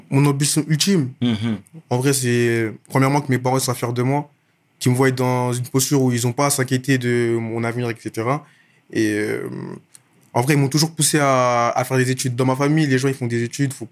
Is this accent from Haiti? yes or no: no; Clichy, Île-de-France, France; also born or lived in Issy-les-Moulineaux; Moi, je, depuis petit, j'habite à Clichy dans le 92. J'ai grandi là-bas, etc. Je suis arrivé là-bas euh, à mes un an et depuis, je suis là-bas. Avant ça, j'habitais à issy Limonino, encore dans le 92.